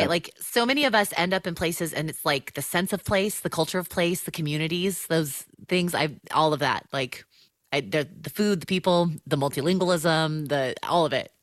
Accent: Southern California, United States; moved away as an adult; also born or lived in Chicago area; I'm a Southern Californian, and, uh, have spent all my life here, minus five years, uh, in the Chicago area

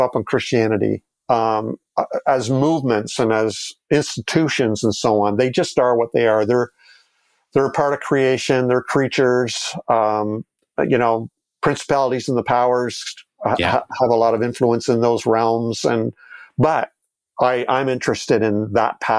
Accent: Toronto, Ontario, Canada; my hometown, Toronto

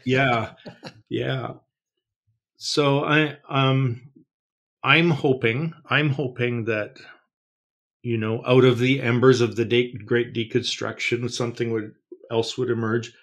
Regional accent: Canada; I don't worry about this in Canada. We're a pagan nation

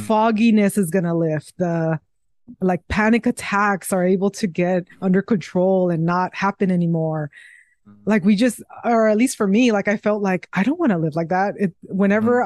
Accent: Mexico; moved away; the place where I was raised in Mexico

